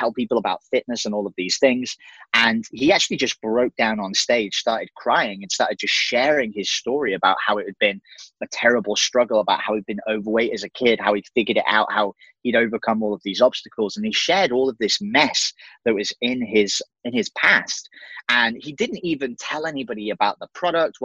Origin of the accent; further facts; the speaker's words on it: England, United Kingdom; moved away as an adult; So I'm an English dude. So I'm actually from the UK